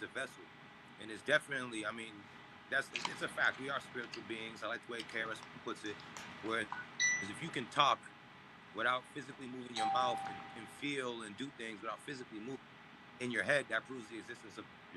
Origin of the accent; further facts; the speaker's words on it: Cambridge, Massachusetts, United States; we grew up together in Cambridge